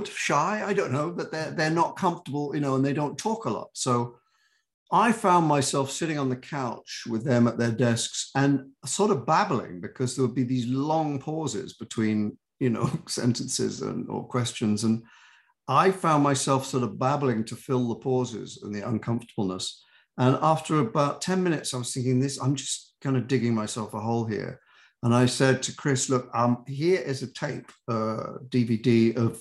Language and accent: English; United Kingdom; accent: British; also born or lived in New York; now in United States; I've been here for 40 something years and I still have my accent. I still am very British in my heart